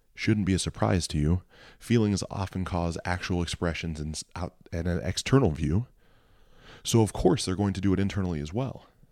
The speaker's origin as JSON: {"language": "English", "town": "Mansfield", "region": "Ohio", "country": "United States", "tie": "born or raised there", "moved": "yes", "said": "my hometown of Mansfield, Ohio. It was shot while I lived there."}